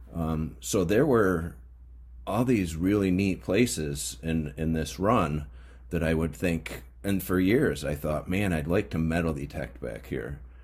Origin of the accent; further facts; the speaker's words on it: Mohawk region, upstate New York, United States; I grew up in the Mohawk uh, region